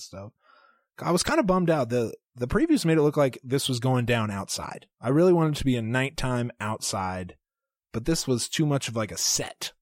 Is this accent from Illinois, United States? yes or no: no; Arkansas, United States; that's my home, people forget that's my home state